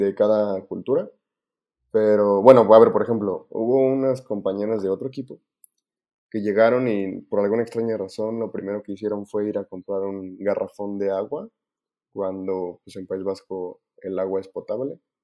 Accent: Mexico; aquí en México

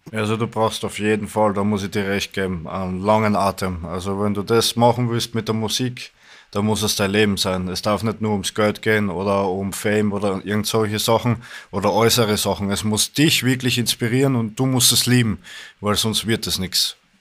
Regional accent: Styria, Austria; ich komme aus der Steiermark, aus Österreich

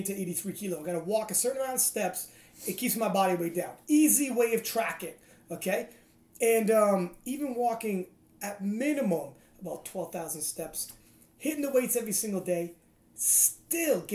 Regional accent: Toronto, Ontario, Canada; we're from Canada, Toronto.

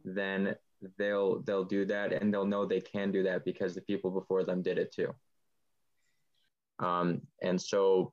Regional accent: Buffalo Grove, Illinois, United States; I'm from Buffalo Grove

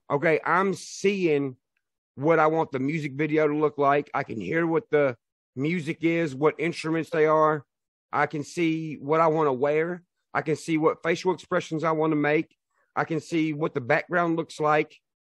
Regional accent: Nashville, Tennessee, United States; I'm from Nashville

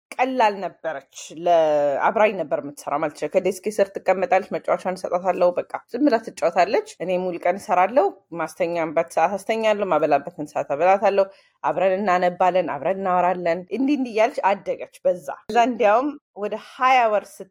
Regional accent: United States; also born or lived in Ethiopia; እዚህ ነው እኔም ለነገሩ ያደግኩት

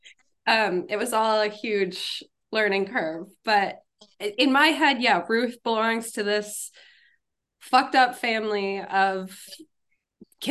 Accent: Minneapolis, Minnesota, United States; now in New York City, United States; I'm originally from Minneapolis, Minnesota

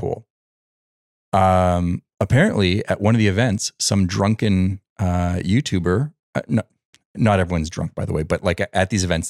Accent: Montreal, Quebec, Canada; now in United States; Montreal, we have the auto

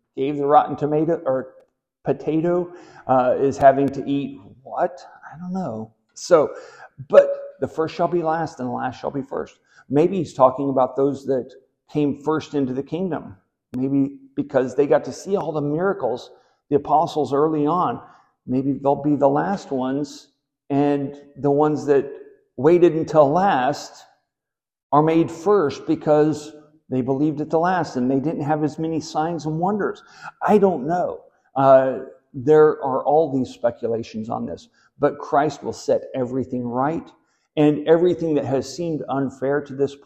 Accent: Southwest Missouri, United States; I grew up in Southwest Missouri

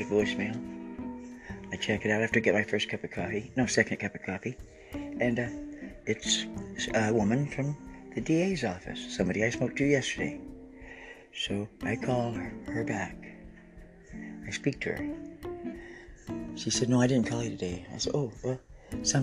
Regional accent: Oregon, United States; I'm Native Oregonian and Native American

